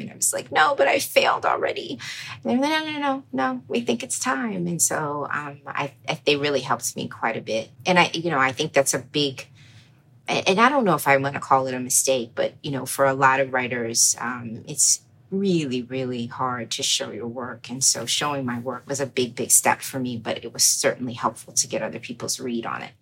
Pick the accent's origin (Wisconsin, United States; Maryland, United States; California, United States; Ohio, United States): Maryland, United States; Baltimore; also born or lived in New York; I grew up in Baltimore, uh, born in New York to two Trinidadian parents